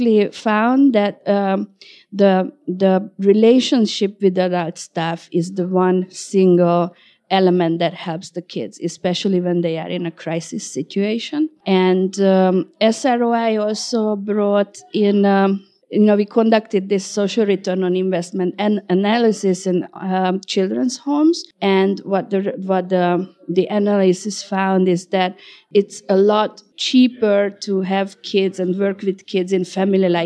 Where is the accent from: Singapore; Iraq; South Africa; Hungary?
Hungary; I'm from Hungary